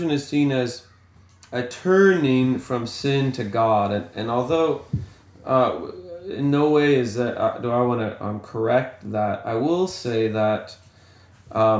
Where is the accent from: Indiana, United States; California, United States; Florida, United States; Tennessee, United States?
California, United States; moved away as an adult; now in Louisiana, United States; I'm from California, but currently we're living, well, we've been living all over the world, to be honest, but currently we're living here in Louisiana for a time.